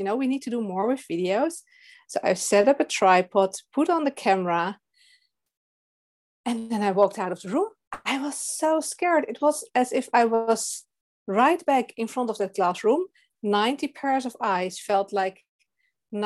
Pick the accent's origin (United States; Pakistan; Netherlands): Netherlands; English is a second language; I'm from the Netherlands.